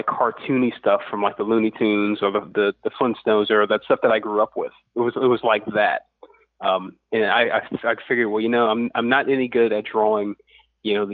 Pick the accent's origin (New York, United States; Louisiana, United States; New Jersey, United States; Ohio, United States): Louisiana, United States; Lafayette; I'm from Lafayette, Louisiana, which it doesn't – it has a bit of a comic scene now, but back then in the 80s